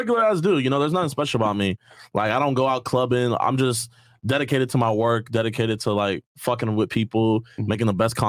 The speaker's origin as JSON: {"language": "English", "town": "Houston", "region": "Texas", "country": "United States", "said": "Yeah, my parents were deployed out there. It was, like, hella hot. It's crazy. I'm from Houston."}